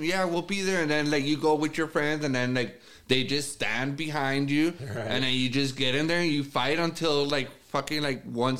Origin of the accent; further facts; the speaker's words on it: Ciudad Juárez, Chihuahua, Mexico; moved away; when I grew up in Juarez